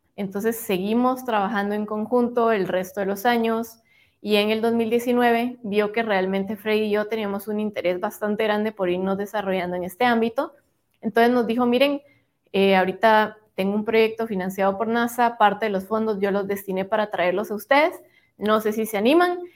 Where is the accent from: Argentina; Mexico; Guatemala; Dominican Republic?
Guatemala; como guatemaltecos